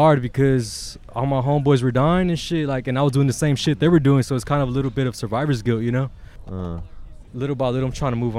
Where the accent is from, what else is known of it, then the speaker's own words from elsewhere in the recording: Carson, California, United States; now in Hawthorne, United States; I was born in Torrance Memorial. Okay. My childhood was all through Carson. Mm. Then moved to Hawthorne.